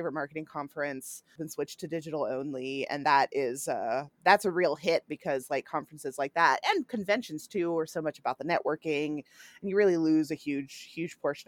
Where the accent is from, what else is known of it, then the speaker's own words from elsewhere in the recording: York, Pennsylvania, United States; moved away; I'm here in my hometown helping my mom out through all of this. And we have the country's oldest county fair here, the York Fair